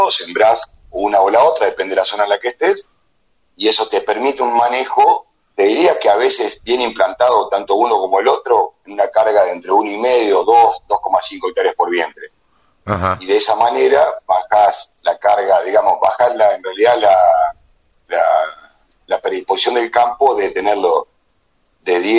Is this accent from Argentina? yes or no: yes; Argentina; Entonces el porqué del porqué patacón fue porque soy argentino, porque tengo valor, pero no tengo precio